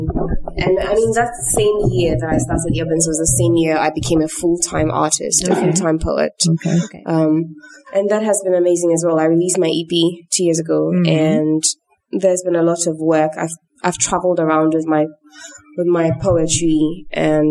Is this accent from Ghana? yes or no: yes; Ghana; I live in Ghana. People resonate with what I do as a Ghanaian